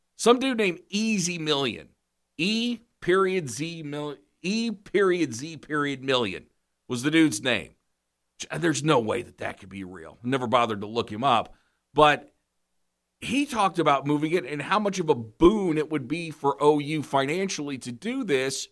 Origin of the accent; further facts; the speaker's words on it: Norman, Oklahoma, United States; Norman, my hometown